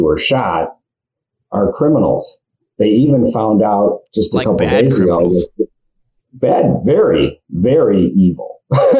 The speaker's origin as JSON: {"language": "English", "town": "Detroit", "region": "Michigan", "country": "United States", "tie": "born or raised there", "said": "I grew up in Detroit, Michigan, amongst leftists"}